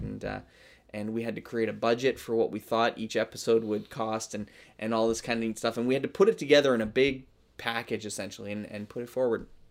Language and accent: English; Canada; I am a Canadian.